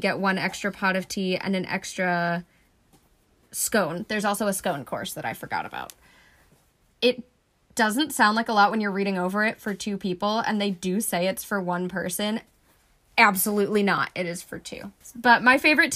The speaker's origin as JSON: {"language": "English", "town": "Flemington", "region": "New Jersey", "country": "United States", "tie": "born or raised there", "moved": "as an adult"}